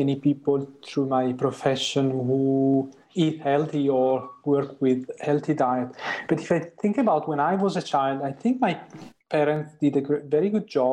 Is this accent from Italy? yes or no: yes; Italy; moved away as an adult; now in Sweden; I grew up in Italy